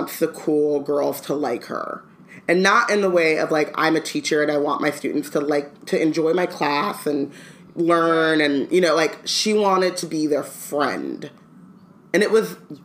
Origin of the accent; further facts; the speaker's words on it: Anaheim, California, United States; I grew up in Anaheim